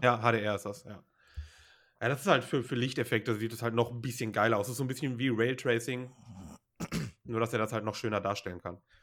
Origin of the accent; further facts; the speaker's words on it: Germany; bei uns in Deutschland